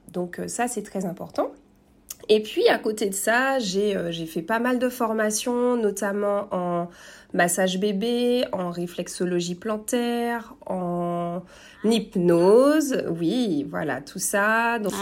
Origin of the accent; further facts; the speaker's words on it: Martinique; now in French Guiana; je suis martiniquaise